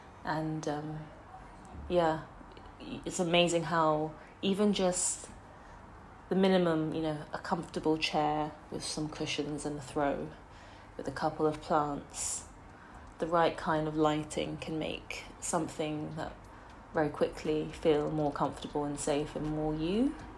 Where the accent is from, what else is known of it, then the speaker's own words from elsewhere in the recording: Singapore; now in London, United Kingdom; I grew up in Singapore and moved to London. I've studied outside of London, so I guess there's been lots of periods of moving between places